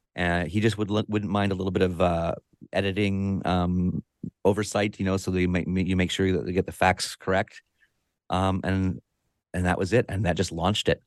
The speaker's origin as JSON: {"language": "English", "town": "Victoria", "region": "British Columbia", "country": "Canada", "tie": "born or raised there", "said": "I live in Victoria, B C, Canada, right here on the southern tip of Vancouver Island, uh, on the Pacific Ocean. And this is my hometown."}